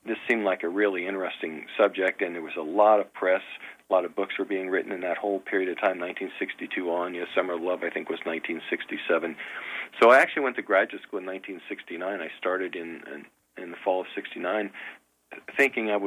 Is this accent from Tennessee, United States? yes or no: no; Cincinnati, Ohio, United States; moved away as an adult; also born or lived in Iowa / Purdue (Indiana); I grew up just outside Cincinnati